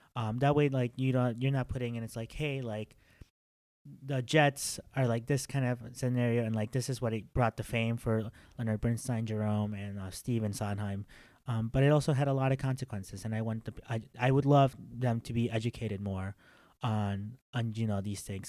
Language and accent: English; Mexico; moved away; I'm from Mexico.